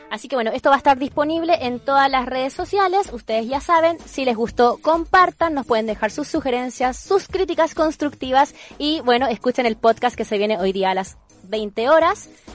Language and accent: Spanish; Chile; yo soy chilena